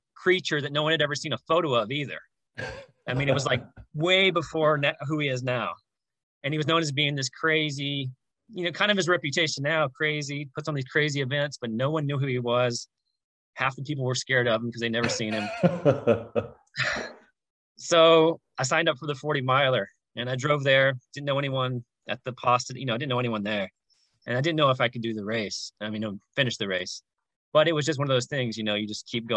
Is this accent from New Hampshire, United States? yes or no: no; Jackson, Tennessee, United States; moved away as an adult; now in Los Angeles, United States; I was living in Jackson, Tennessee, which is my hometown. I've lived there for 30 years of my life, currently in Los Angeles